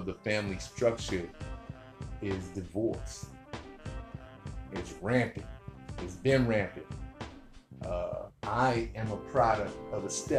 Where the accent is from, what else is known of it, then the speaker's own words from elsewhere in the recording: United States; I'm an American. I live in America